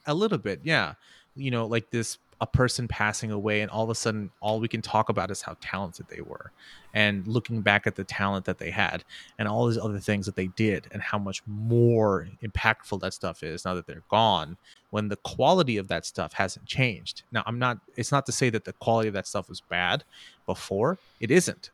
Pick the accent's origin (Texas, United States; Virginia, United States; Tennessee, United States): Texas, United States; Houston; I'm from Houston